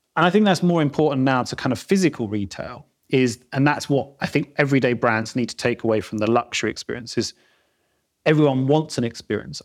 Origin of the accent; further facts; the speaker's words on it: London, United Kingdom; moved away as an adult; now in Peak District, United Kingdom; I'm South London, born and bred, as you can probably tell from my accent.